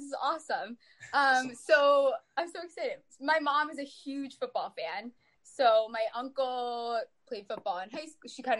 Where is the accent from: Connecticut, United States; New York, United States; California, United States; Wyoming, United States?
Connecticut, United States; born and raised Giants fan. I'm from Connecticut. So obviously remotely around the area